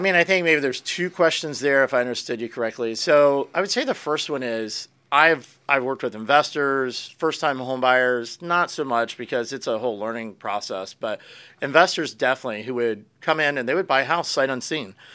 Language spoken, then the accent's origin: English; Pennsylvania, United States; now in Florida, United States; I grew up in Pennsylvania